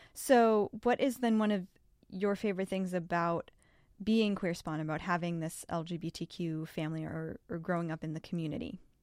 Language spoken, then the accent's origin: English; Massachusetts, United States; I grew up in Massachusetts with lesbian moms